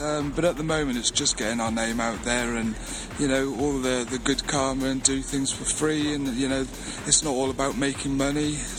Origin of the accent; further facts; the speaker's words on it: Wales, United Kingdom; Personally, I think we sound not the most intelligent, but I can say that because I'm Welsh.